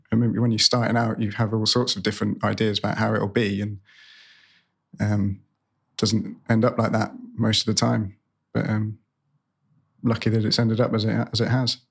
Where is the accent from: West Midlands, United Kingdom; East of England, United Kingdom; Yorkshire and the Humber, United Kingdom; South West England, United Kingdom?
South West England, United Kingdom; Cornwall; moved away; I'm, I'm from Cornwall originally, grew up in Cornwall